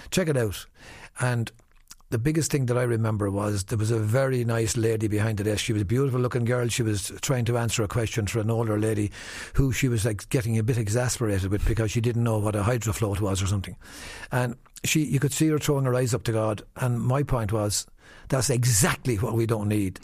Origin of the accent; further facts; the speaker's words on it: Wexford, Leinster, Ireland; I'm from Wexford. I'm proud of where I come from